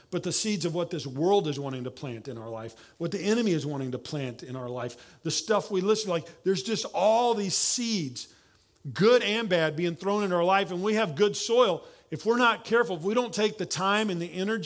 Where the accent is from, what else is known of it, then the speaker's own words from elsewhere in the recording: Oklahoma, United States; accent: southern; now in San Antonio, United States; I'm from Oklahoma